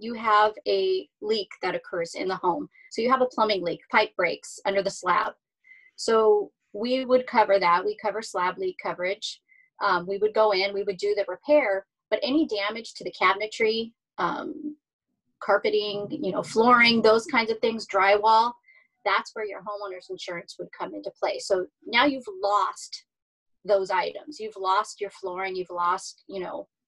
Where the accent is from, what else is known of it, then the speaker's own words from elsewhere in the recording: Hacienda Heights, California, United States; Grew up right here in Southern California, Whittier, Hacienda Heights, Roland Heights area